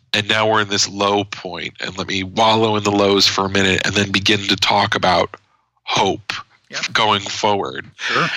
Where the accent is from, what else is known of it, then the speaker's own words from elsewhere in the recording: United States; as an American